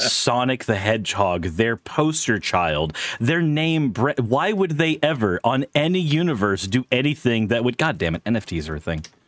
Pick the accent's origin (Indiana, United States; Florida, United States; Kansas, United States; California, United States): Florida, United States; Pensacola; I grew up in Pensacola. That's tourist South